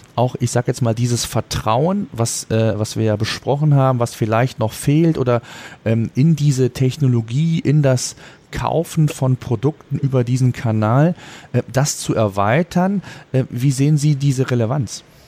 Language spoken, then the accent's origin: German; Germany; Bei uns in Deutschland